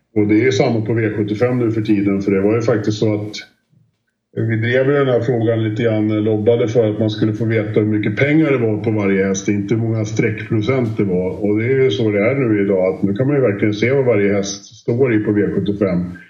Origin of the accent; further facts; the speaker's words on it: Sweden; Sundbyholm och Romme och de här banorna runt omkring där vi kommer ifrån